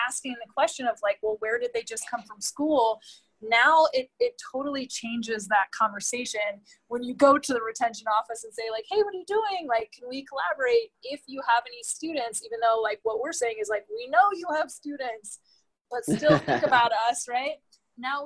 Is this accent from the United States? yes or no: yes; East Coast, United States; I grew up on the East Coast